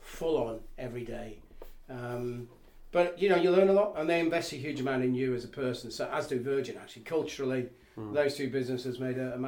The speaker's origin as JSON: {"language": "English", "town": "Middlesbrough", "region": "North East England", "country": "United Kingdom", "tie": "born or raised there", "moved": "yes", "lives_now": "Northamptonshire, United Kingdom", "said": "I grew up in Middlesbrough, Teesside, I guess, Thornaby."}